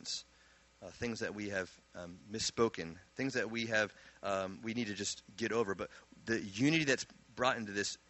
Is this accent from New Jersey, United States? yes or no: yes; New Jersey, United States; also born or lived in Virginia; I grew up in Jersey